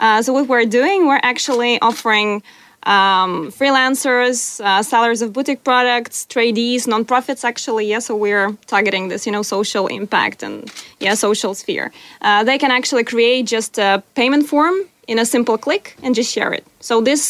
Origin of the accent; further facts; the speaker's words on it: Ukraine; moved away as an adult; now in Australia; I'm from Ukraine, so it's Ukrainian, Australian.